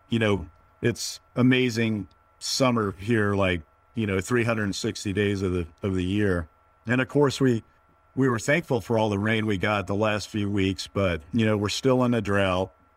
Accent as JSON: {"language": "English", "region": "Northern Virginia", "country": "United States", "tie": "born or raised there", "also_born_or_lived": "Prescott, Arizona", "moved": "yes", "lives_now": "San Luis Obispo, United States", "said": "I'm originally, uh, born and raised in Northern Virginia, just outside of the D C Beltway."}